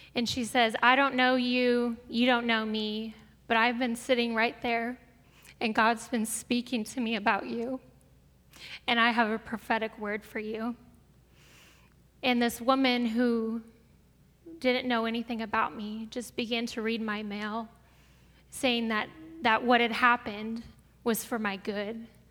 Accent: Brea, California, United States; also born or lived in Springfield, Missouri; I grew up here in Brea. My parents moved to Brea when I was two years old

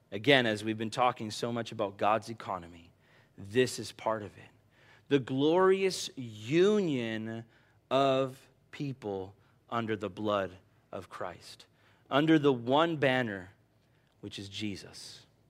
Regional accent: United States; also born or lived in Bahamas / Brazil; as an American

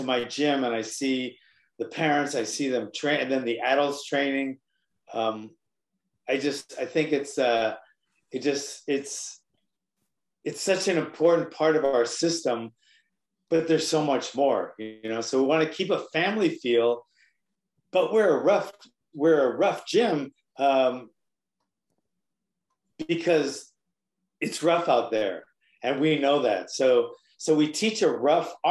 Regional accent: Hawaii, United States; now in mainland United States; I'm here, I'm on the mainland, I'm from Hawaii

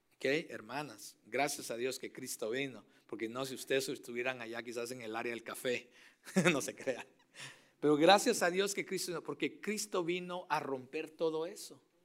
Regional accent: Mexico; moved away; Yo soy mexicano

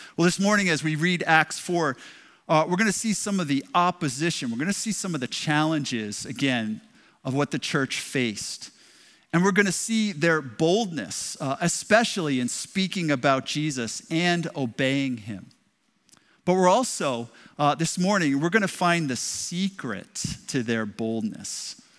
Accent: Westerly, Rhode Island, United States; moved away as an adult; now in Lynn, United States; I grew up in Westerly, Westerly High School

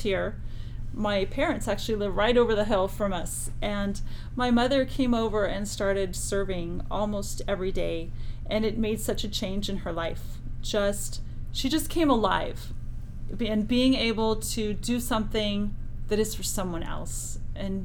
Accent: California, United States; moved away; also born or lived in Switzerland; I lived in Switzerland for 8 years, but I'm actually from California

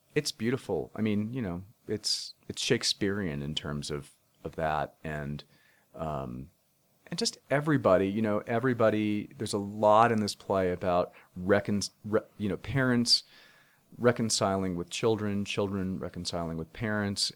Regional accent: United States; I grew up twenty miles outside of Manhattan

